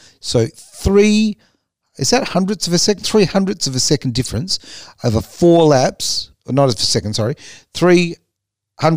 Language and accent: English; Australia; as an Aussie